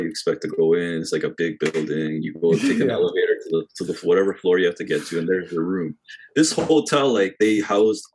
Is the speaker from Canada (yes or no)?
yes; Canada; we're from Canada